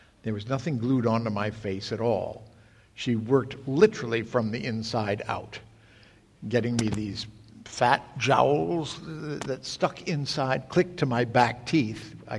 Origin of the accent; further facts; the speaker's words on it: United States; I was the only American to come over and play the most famous figure of England's 20th century.